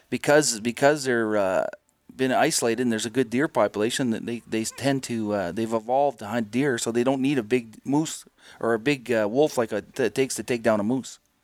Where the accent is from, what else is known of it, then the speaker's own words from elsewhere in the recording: Timmins, Ontario, Canada; moved away; That Timmins is my hometown